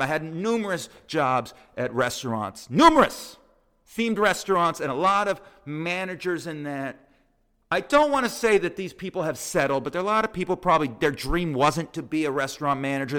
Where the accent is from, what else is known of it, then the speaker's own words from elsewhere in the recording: Las Vegas, Nevada, United States; moved away as an adult; now in New York, United States; my hometown of Vegas